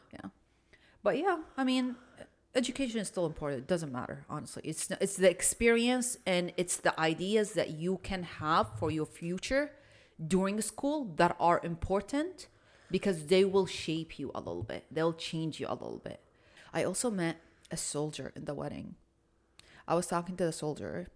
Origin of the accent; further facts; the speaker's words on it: Iraq; now in United States; I'm an Arab. I'm from Iraq